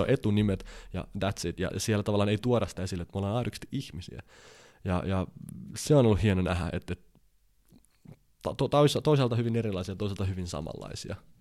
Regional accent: Finland; mä oon Suomesta

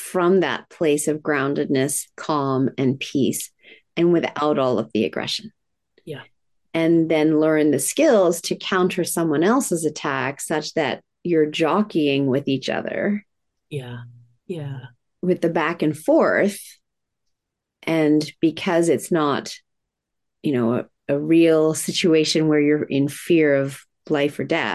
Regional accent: Japan; moved away; I was raised in Japan

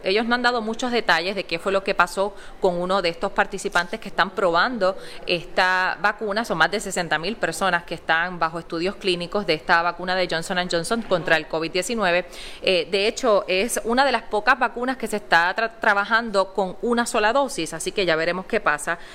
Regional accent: Utuado, Puerto Rico; en mi pueblo, en nuestro pueblo de Utuado

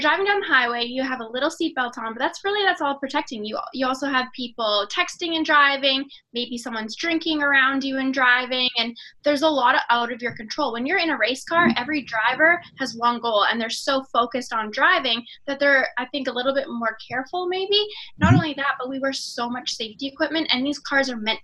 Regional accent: Canada; I grew up in Canada racing dirt

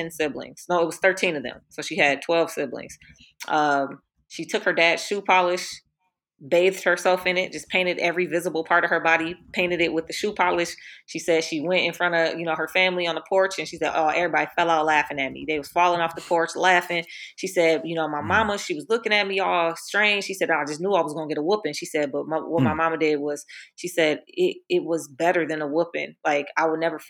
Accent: Minneapolis, Minnesota, United States; I grew up in Minnesota

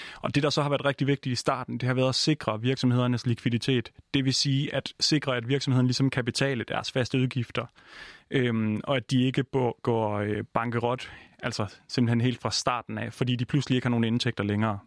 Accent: Denmark; now in Copenhagen, Denmark; jeg er jo jyde, så hele min familie er i, øh, i Jylland, og jeg selv sidder i København

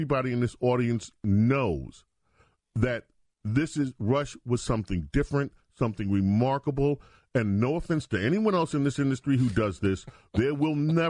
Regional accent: New York City, New York, United States; I grew up in the New York radio market

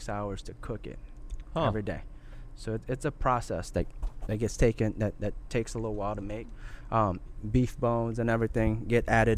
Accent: Luling, Louisiana, United States; also born or lived in California / Harvey, Louisiana; I grew up right there in Luling

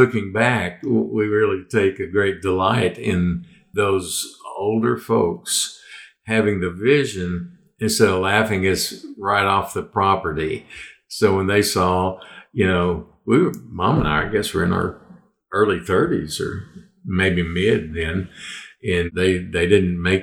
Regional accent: Arlington, Texas, United States; I grew up down in Arlington, Texas

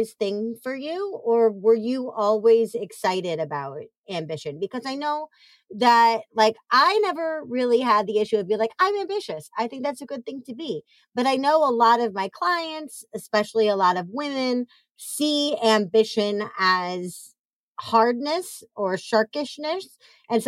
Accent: Midwest, United States; the Midwestern in me

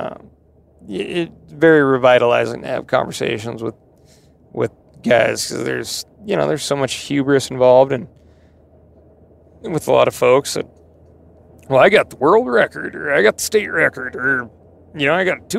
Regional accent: Montana, United States; also born or lived in Idaho; growing up in Montana

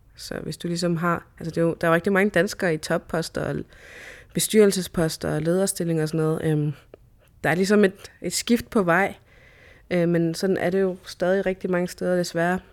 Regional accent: Sisimiut, Greenland; now in Nuuk, Greenland; jeg er født og opvokset her i Grønland, øh, i Sisimiut

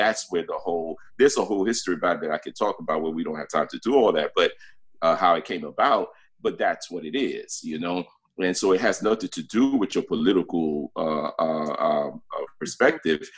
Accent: New York City, New York, United States; also born or lived in Brooklyn, New York; I was born in Brooklyn, New York, you know. Okay. And raised in the South Bronx

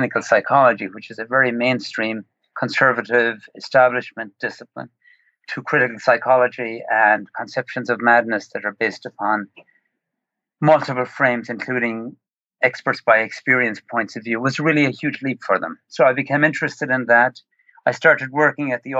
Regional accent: Ireland; moved away as an adult; now in Long Island, New York, United States; I grew up in Ireland

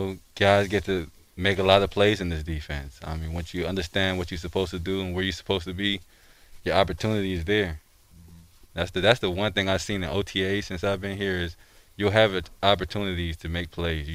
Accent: Maryland, United States; I grew up in Maryland.

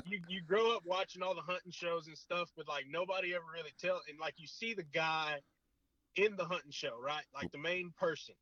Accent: South Texas, United States; now in Bryan, United States; my hometown

